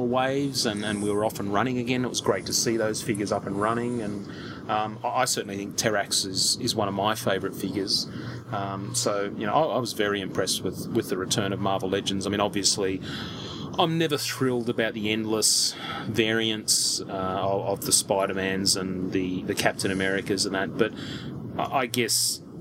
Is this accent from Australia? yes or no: yes; Australia; as an Australian collector